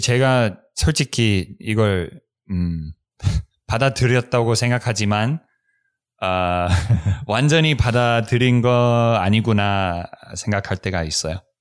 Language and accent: Korean; United States; Korean is a second language; 우리 미국에서는